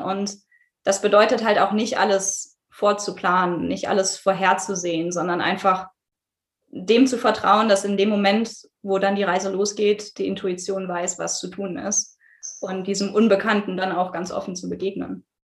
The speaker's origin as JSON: {"language": "German", "town": "Düsseldorf", "region": "North Rhine-Westphalia", "country": "Germany", "tie": "born or raised there", "said": "gebürtig komme ich aus Düsseldorf"}